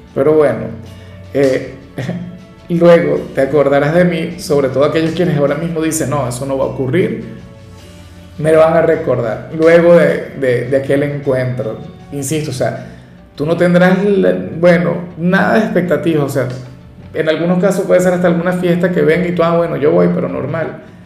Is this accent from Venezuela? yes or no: yes; Venezuela; yo soy de Venezuela